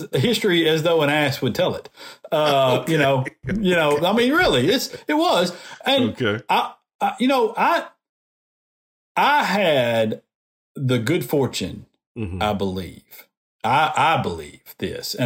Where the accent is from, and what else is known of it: Decatur, Alabama, United States; born or raised there; now in Montgomery, United States